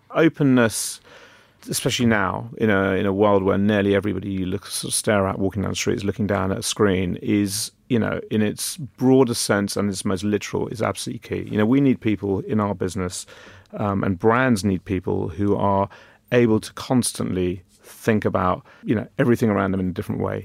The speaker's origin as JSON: {"language": "English", "region": "London", "country": "United Kingdom", "tie": "born or raised there", "said": "I was very lucky being born and brought up in London"}